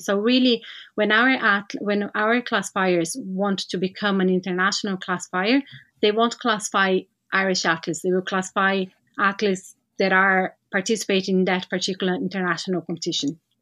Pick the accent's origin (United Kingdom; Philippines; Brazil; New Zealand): Brazil; moved away as an adult; now in Ireland; I'm from Brazil